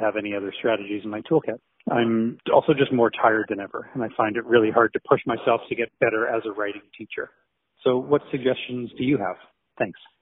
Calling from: Kitchener, Ontario, Canada; I'm calling from Kitchener, Ontario

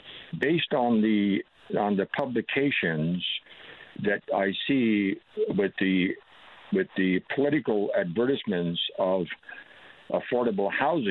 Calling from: Corner Brook, Newfoundland and Labrador, Canada; I'm calling from Cornerbrook, Newfoundland.

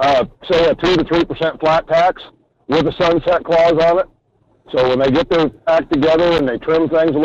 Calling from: Homer, Alaska, United States; Morning, Michael. … down in Homer.

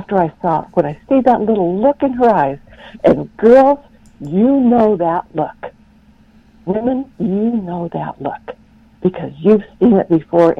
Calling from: Pacific Northwest, United States; I'm calling from the Pacific Northwest.

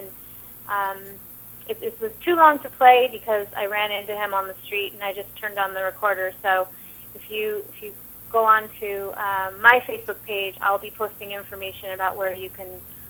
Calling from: Manhattan, New York, United States; Yeah, I'm calling you from Manhattan, and it is a beautiful summer day.

